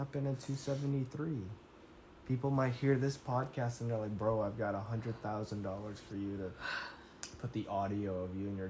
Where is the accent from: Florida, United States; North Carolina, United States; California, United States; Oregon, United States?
California, United States; Bay Area; Every time I told somebody I was from the Bay Area